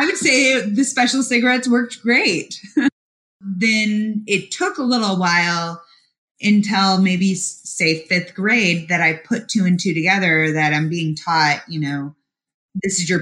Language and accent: English; Park City, Utah, United States; moved away as an adult; also born or lived in Memphis, Tennessee / Boulder, Colorado / New York City / Southwest Michigan; now in Chicago, United States; Until I was 9, I was in Memphis, and then 9 through 18, I was in Park City, Utah